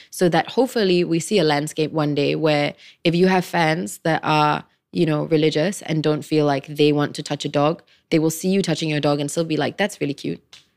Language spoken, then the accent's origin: English; Klang, Selangor, Malaysia; I come from Klang